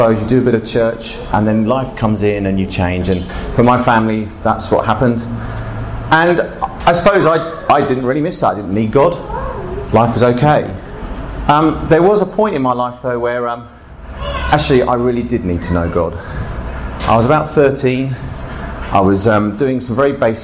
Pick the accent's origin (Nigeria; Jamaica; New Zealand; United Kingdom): United Kingdom; Bognor Regis, South East England; I grew up in England, actually in a place called Bognor Regis